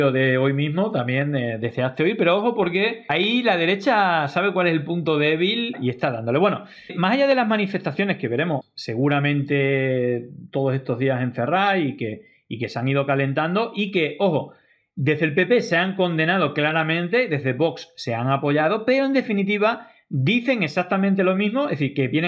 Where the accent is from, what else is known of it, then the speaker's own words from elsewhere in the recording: Spain; hoy yo estoy aquí como un español más para estar junto a mis compatriotas